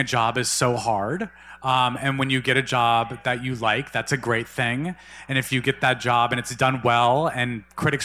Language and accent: English; Albuquerque, New Mexico, United States; moved away; I grew up closeted in Albuquerque, New Mexico